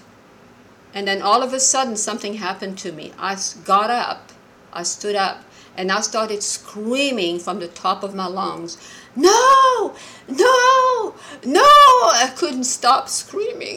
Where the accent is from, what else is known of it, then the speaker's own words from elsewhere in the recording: Morocco; I'm Jewish and I was born and raised in Morocco